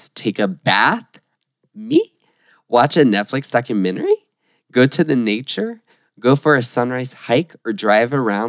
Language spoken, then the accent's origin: English; Florida, United States; we're from Florida.